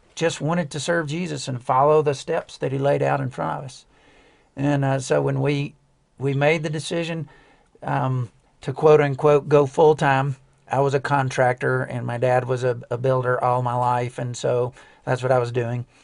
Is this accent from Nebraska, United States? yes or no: no; outside of Birmingham, Alabama, United States; I grew up outside of Birmingham Alabama